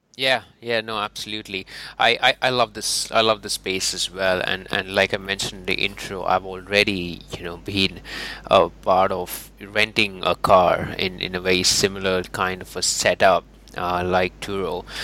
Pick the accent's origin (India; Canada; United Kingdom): India; moved away; I'm from India originally